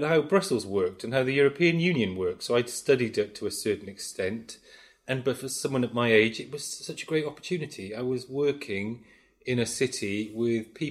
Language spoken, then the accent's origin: English; Cwmbran, Wales, United Kingdom; also born or lived in London / Australia; I'm from Cwmbran. So I was born and brought up in Cwmbran.